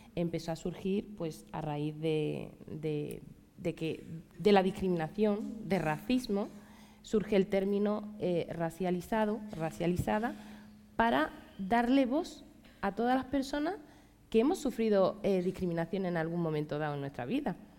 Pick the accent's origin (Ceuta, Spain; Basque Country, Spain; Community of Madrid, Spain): Ceuta, Spain; pues de Ceuta, de Ceuta